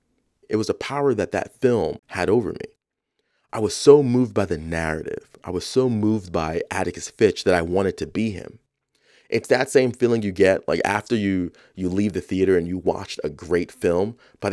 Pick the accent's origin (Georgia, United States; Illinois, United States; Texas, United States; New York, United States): New York, United States; Bronx; the house I grew up in the South Bronx when I was 7